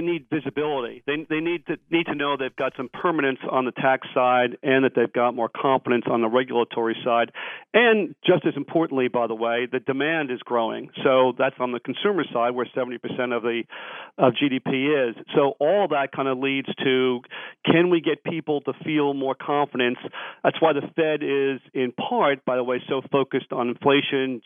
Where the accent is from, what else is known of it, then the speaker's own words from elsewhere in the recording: New York, United States; I'm from New York. I'm a New York taxpayer